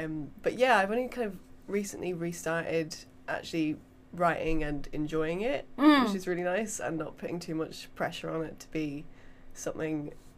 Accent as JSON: {"language": "English", "area": "Essex", "region": "East of England", "country": "United Kingdom", "also_born_or_lived": "Dublin", "said": "I'm from Essex."}